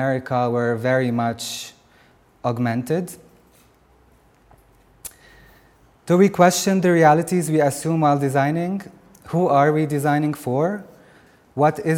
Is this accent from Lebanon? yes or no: yes; Lebanon; I come from Lebanon